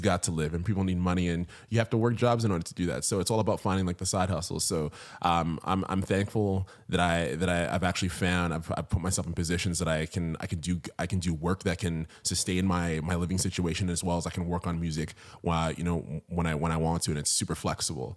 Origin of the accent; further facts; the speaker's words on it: Ottawa, Ontario, Canada; moved away as an adult; now in Toronto, Canada; born and raised in Ottawa, Ontario